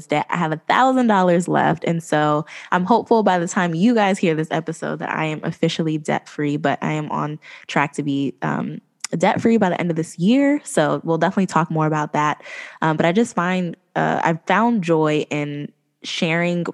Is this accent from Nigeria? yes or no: no; East Coast, United States; I'm from the East Coast